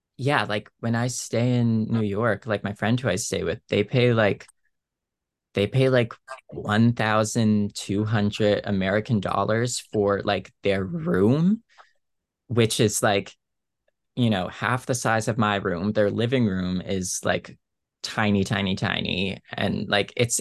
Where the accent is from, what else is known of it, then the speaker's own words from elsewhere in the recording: Cape Breton Island, Nova Scotia, Canada; now in Halifax, Canada; I grew up 3 hours away from here on Cape Breton Island